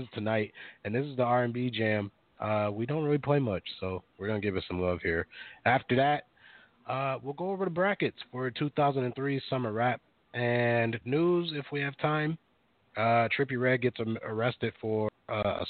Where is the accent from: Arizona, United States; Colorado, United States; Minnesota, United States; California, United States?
Minnesota, United States; Minneapolis; I grew up in Minneapolis